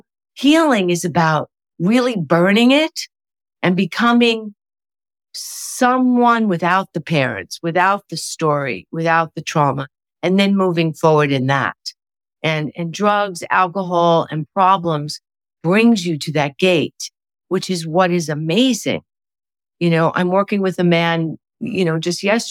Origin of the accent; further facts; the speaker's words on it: New York, United States; I'm a New Yorker